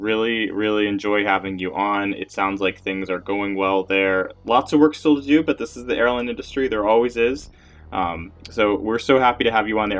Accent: Washington, District of Columbia, United States; And I'm sitting here in DC

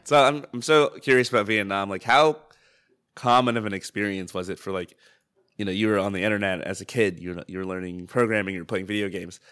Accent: United States; as an American

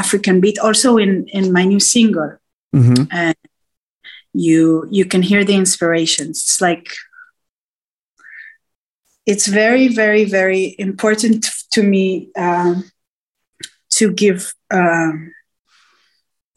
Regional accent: Israel; also born or lived in Nigeria; I was from Israel, so all the accents and the cultures

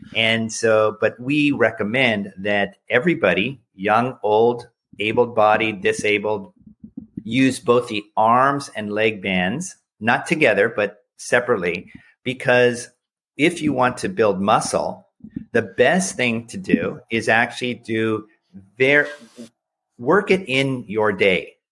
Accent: United States; as an American

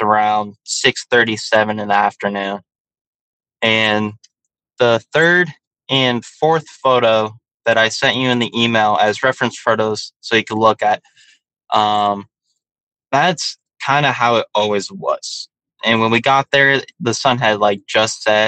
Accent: Joshua Tree, California, United States; also born or lived in San Diego, California / West Hollywood, California; in the desert, in Joshua Tree, where I grew up at in California

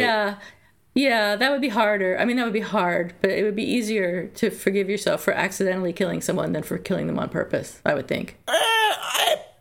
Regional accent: Philadelphia, Pennsylvania, United States; moved away; also born or lived in North Carolina; I was born in Philadelphia

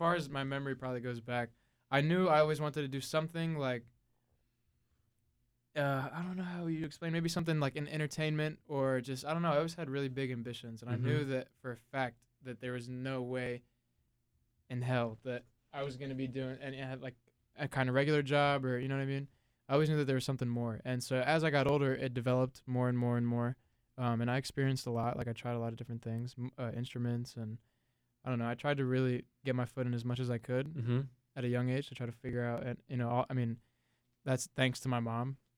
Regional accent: North Carolina, United States; also born or lived in Long Island, New York; Actually, not born in North Carolina. I was born in Long Island, New York. And my whole entire family kind of migrated down south

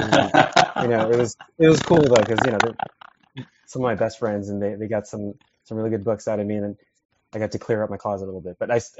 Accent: San Diego, California, United States; also born or lived in Italy / Los Angeles / Boston; My dad was in the military, so I was born in Italy, but I was raised here in San Diego. Lived in L.A. for about 6 years doing my career in animation. Moved to Boston to go study graphic

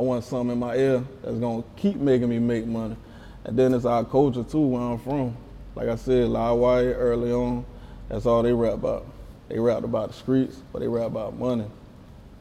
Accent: near Vance, South Carolina, United States; in Vance, South Carolina. That's right next to my hometown

